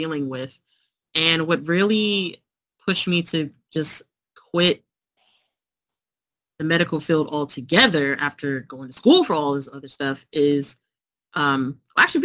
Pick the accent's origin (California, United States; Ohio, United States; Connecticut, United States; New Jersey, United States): New Jersey, United States; moved away as an adult; now in Pennsylvania, United States; I'm originally from Jersey